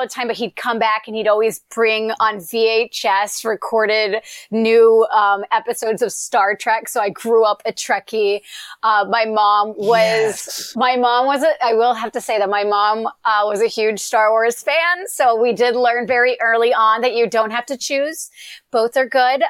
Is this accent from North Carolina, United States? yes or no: yes; Eastern North Carolina, United States; moved away as an adult; now in California, United States; I grew up in Eastern North Carolina, you know, in a, in literally a no stoplight town